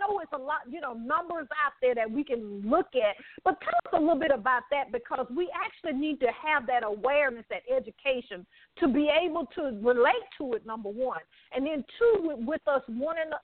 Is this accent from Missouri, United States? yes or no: no; Alabama, United States; now in Atlanta, United States; I'm from Alabama